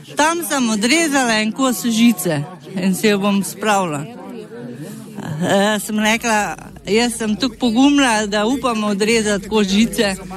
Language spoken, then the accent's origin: Slovenian; Slavski Laz, Slovenia; also born or lived in Ljubljana; Jaz sem tukaj iz Slavskega Laza rojena, skozi živela